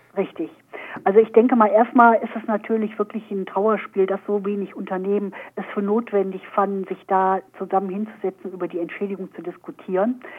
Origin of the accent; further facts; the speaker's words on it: Germany; hier bei uns in Deutschland